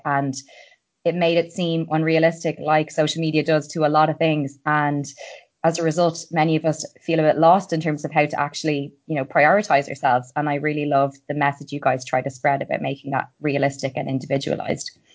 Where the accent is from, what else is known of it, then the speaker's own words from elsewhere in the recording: Ireland; I'm an Irish girl